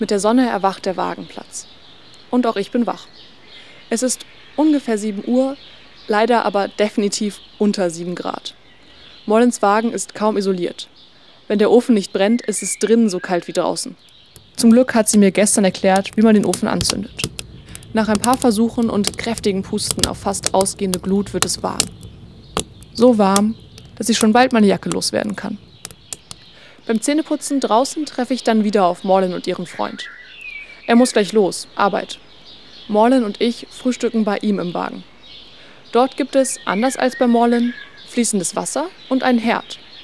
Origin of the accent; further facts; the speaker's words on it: Leipzig, Saxony, Germany; in meiner Heimatstadt Leipzig